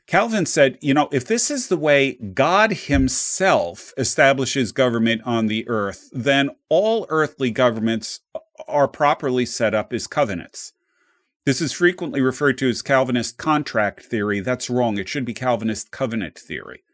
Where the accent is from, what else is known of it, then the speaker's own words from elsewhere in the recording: New Jersey, United States; I grew up in New Jersey